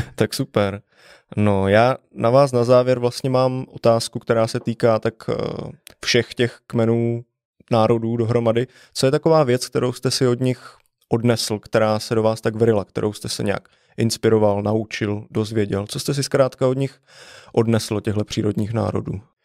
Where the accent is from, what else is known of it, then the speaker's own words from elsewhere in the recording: Vysočina Region, Czechia; já jsem vyrostl právě na Vysočině